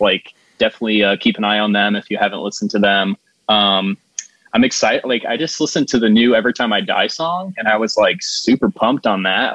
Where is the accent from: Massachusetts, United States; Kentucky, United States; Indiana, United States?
Indiana, United States; Plymouth; moved away as an adult; now in Juno Beach area, Florida, United States; I'm from a town called Plymouth, which is like 30 minutes south of like Notre Dame University